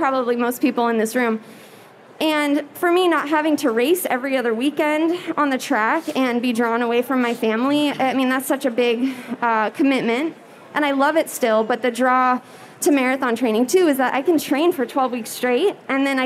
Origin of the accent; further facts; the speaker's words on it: Gering, Nebraska, United States; moved away; my hometown put on a half marathon back in Gearing, Nebraska